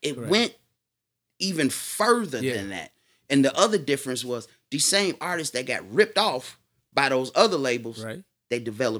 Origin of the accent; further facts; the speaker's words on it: Netherlands; especially in my home country, the Netherlands, ….